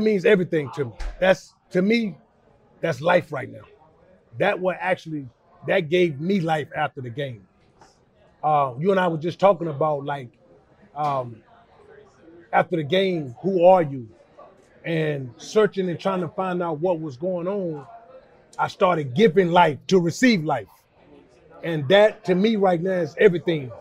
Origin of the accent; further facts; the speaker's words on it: Charlotte, North Carolina, United States; I grew up in West Charlotte